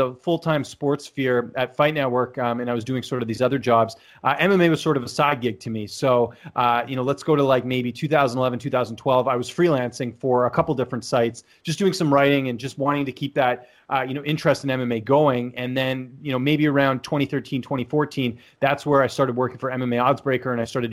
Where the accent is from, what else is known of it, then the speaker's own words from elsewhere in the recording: Vancouver, British Columbia, Canada; I'm from Canada, actually from Vancouver, born and raised there.